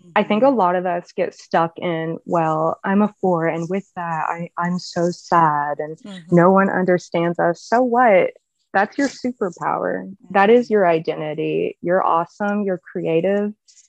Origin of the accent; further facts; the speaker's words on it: Georgia, United States; also born or lived in Mississippi / Tennessee; I live in Alabama. I guess something interesting about me is I've lived in four states. So I'm from Georgia. I've lived in Mississippi. I lived in Tennessee.